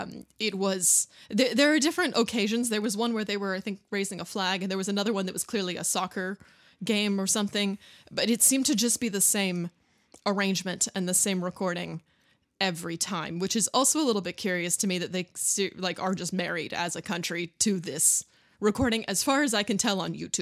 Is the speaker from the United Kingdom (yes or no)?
no; Canada; We're Canadian, so we know all about it.